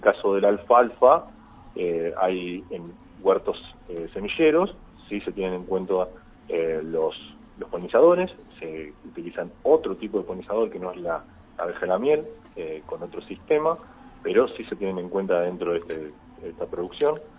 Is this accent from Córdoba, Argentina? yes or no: yes; Marcos Juárez, Córdoba, Argentina; moved away as an adult; also born or lived in Concordia; soy oriundo de Marco Juárez